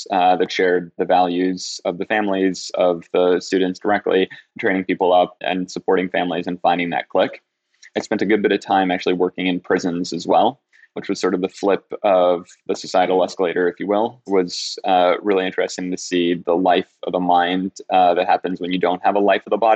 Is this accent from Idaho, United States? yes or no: no; New York City, New York, United States; I grew up in Rockaway, Queens